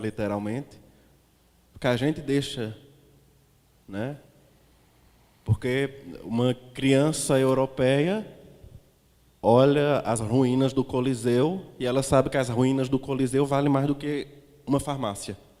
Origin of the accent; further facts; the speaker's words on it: Caruaru, Pernambuco, Brazil; eu sou caro aruense, eu sou pernambucano